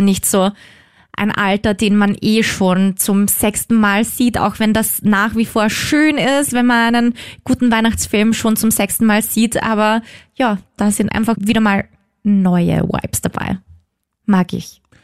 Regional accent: Austria; bei uns in Österreich

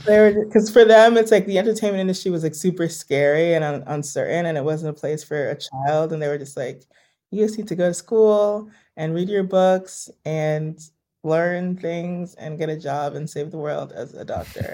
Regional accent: New York, United States; also born or lived in Los Angeles; I am born and raised in New York

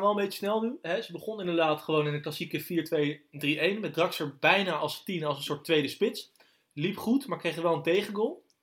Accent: Netherlands; wij zijn Nederlanders

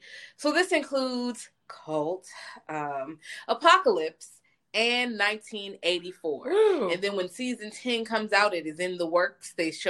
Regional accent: Richmond, Virginia, United States; I'm from Richmond, 804.

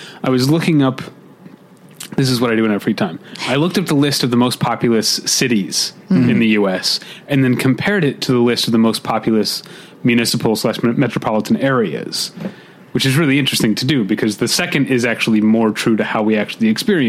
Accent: St. Louis, Missouri, United States; now in North Hollywood, United States; I grew up in Missouri. It gets plenty cold there

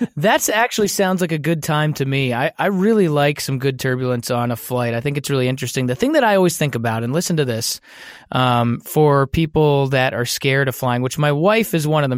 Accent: Brookfield, Wisconsin, United States; moved away; I grew up in Brookfield. It's a suburb of Milwaukee

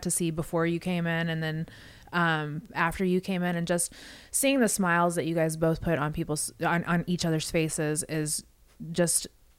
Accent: West Coast, United States; I'm from the West Coast, so I know.

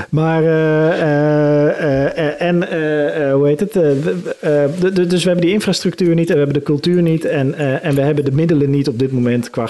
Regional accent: Netherlands; het is zonde dat Nederlanders, als Nederlanders wel de infrastructuur hebben voor een sport, dan zijn we vaak ook gelijk eh, succesvol

